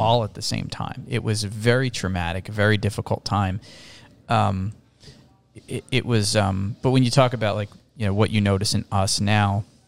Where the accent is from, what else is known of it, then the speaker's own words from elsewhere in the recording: Toms River, New Jersey, United States; also born or lived in New York City, New York; now in Doylestown, United States; We grew up in Toms River, New Jersey.